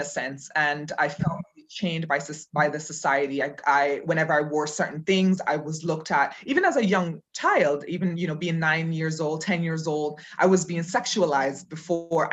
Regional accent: Cayman Islands; moved away as an adult; also born or lived in Jamaica; now in Berlin, Germany; I was born in Jamaica and um, okay. grew up there, and then I left when I was seven and um, grew up in the Cayman Islands. Um, and then I left Cayman when I was 25 and came to Germany, and I've been living here ever since

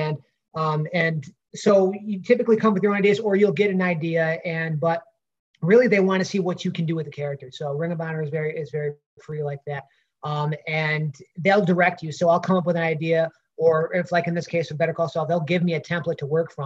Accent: Rochester, New York, United States; growing up in Rochester

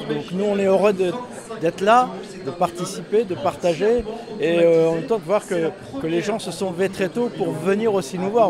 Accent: Montbéliard, Bourgogne-Franche-Comté, France; moved away; j'ai passé euh, une partie de mon enfance ici au Petit Chenois, euh, à la Petite Hollande

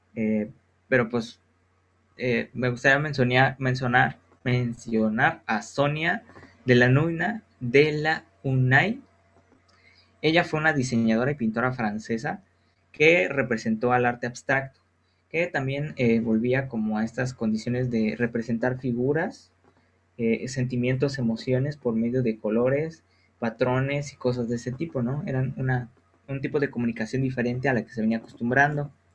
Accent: Guanajuato, Mexico; nosotros que somos de Guanajuato

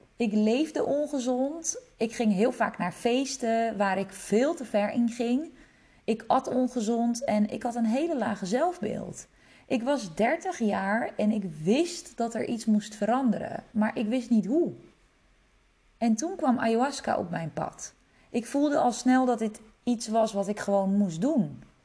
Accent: Netherlands; also born or lived in Czech Republic; Ik ben geboren in Tsjechië en mijn ouders kregen mij toen ze heel jong waren. Ze gingen scheiden toen ik vier was. Kort daarna vertrok mijn moeder samen met mij naar Nederland

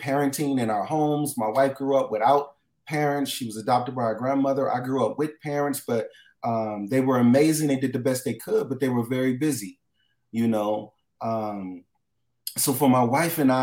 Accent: Los Angeles, California, United States; I grew up in Los Angeles, California, different areas, West LA, South Central, Watts, all the way to Long Beach

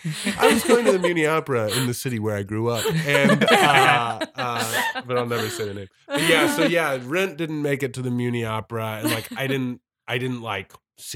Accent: St. Louis, Missouri, United States; in St. Louis, where I grew up in St. Louis.

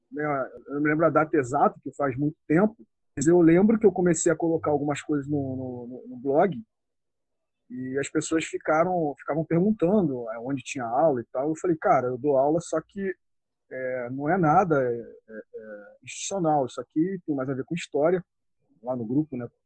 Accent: Região dos Lagos, Rio de Janeiro, Brazil; tenho 40 anos, sou aqui da região dos Lagos, Rio de Janeiro.

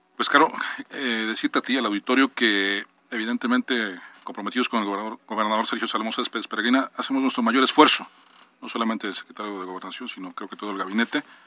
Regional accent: Acatzingo, Puebla, Mexico; como somos de la región, en mi caso soy de Acatzingo

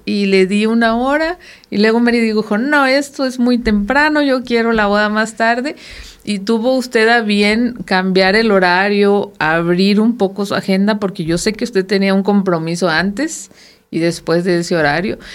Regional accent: Sinaloa, Mexico; now in Coahuila, Mexico; soy sinaloense

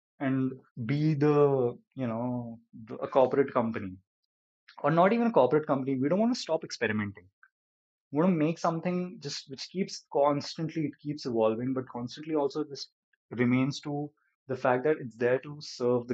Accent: India; as an Indian gamer

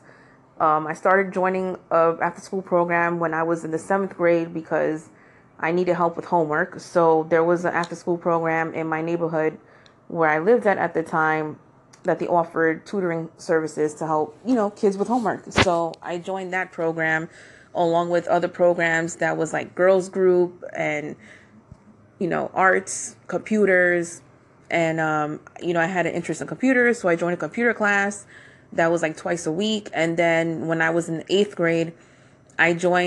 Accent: New York City, New York, United States; I was born and raised in the Bronx here in New York.

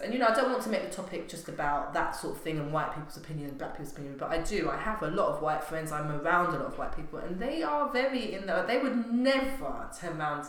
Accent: England, United Kingdom; also born or lived in Grenada; growing up in England. I was born in the Caribbean, but grew up here

